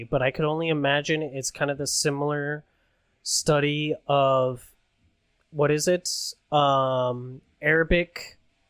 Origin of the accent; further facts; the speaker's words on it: Reno, Nevada, United States; moved away as an adult; now in Las Vegas, United States; I'm originally up from upstate in Reno, Nevada.